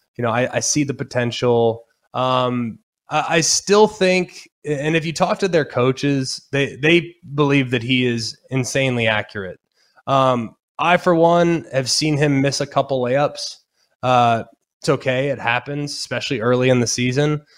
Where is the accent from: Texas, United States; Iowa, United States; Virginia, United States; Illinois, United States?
Texas, United States; Dallas; I'm from Dallas, went to Texas games, was a Texas fan growing up